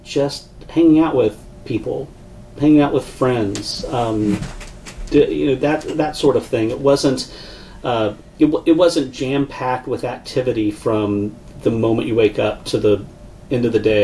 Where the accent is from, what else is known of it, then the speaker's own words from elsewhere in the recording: Fresno, California, United States; I grew up in Central California in Fresno